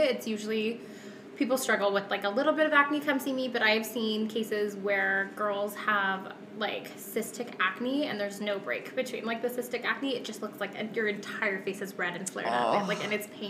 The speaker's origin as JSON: {"language": "English", "town": "Calgary", "region": "Alberta", "country": "Canada", "said": "I am from Calgary"}